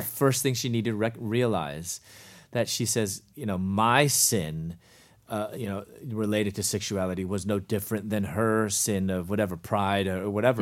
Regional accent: Chicago, Illinois, United States; moved away as an adult; also born or lived in Louisville, Kentucky / Atlanta; I was from Chicago, moved to Louisville, Kentucky

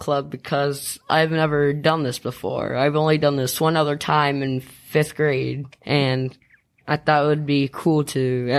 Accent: Marysville, Ohio, United States; I am from Marysville, Ohio. I am in the 6th grade.

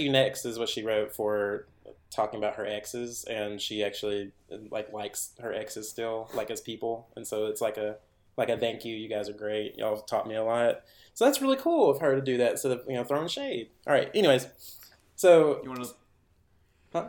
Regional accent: Henderson, Tennessee, United States; my hometown still had a theater that people could go to, and it wasn't just owned by the university

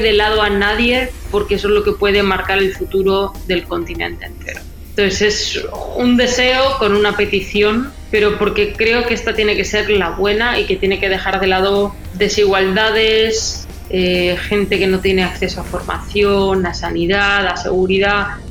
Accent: Spain; now in Miami, United States; de donde yo vengo en España

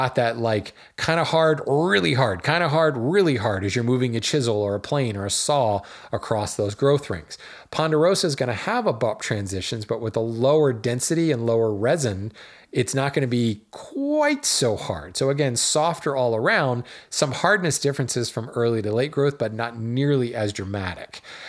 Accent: Colorado, United States; now in Oklahoma, United States; I was used to ponderosa pine growing up in Colorado. Then I moved to Oklahoma and I found southern yellow pine.

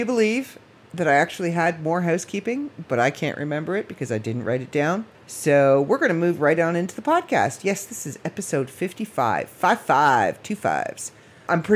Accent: Midland, Ontario, Canada; also born or lived in Barrie, Ontario / Port McNicoll, Ontario; we moved from Barrie to Midland

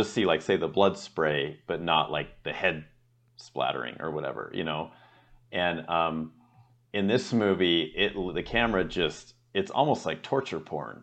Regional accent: United States; I'm American

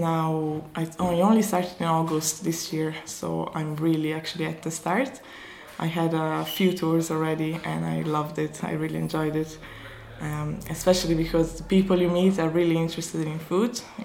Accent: Dolomites, Italy; moved away as an adult; now in County Kerry, Ireland; I am originally from the Dolomites in Italy. So it's a small village up in the mountains in the Italian Alps.

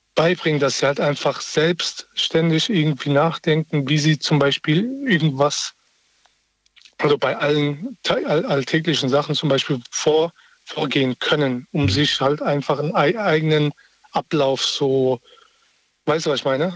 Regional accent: Berlin, Germany; moved away; ich komme ja ursprünglich aus Berlin

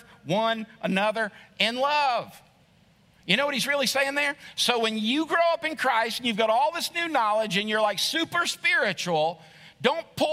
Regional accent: United States; We as an American church

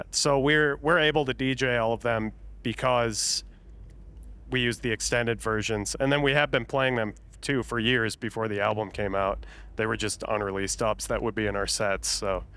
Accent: Minnesota, United States; I say garage 'cause I'm from Minnesota

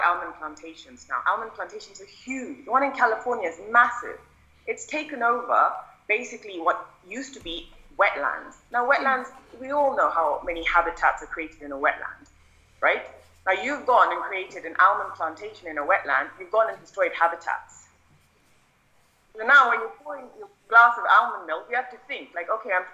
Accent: India; as an Indian kid

